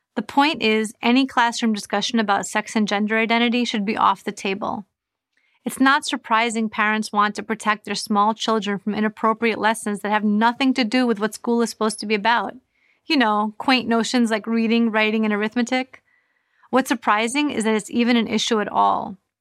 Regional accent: New York, United States; moved away as an adult; now in Florida, United States; I moved from New York, where I had lived my entire life, to Florida to protect my children.

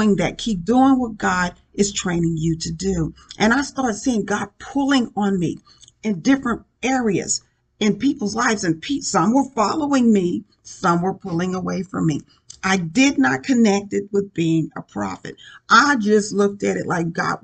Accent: Indianapolis, Indiana, United States; moved away as an adult; also born or lived in Richmond, Indiana; the Lord brought me back to my hometown in Indianapolis

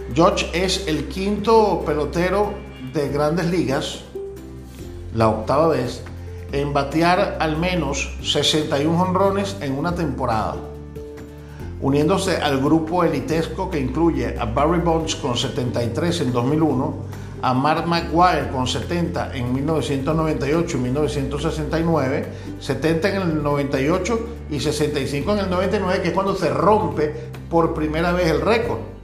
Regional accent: Venezuela; moved away as an adult; now in Dominican Republic; mi país natal, en Venezuela

